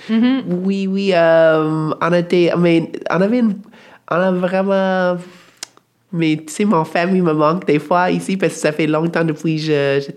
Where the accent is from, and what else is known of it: Alaska, United States; born or raised there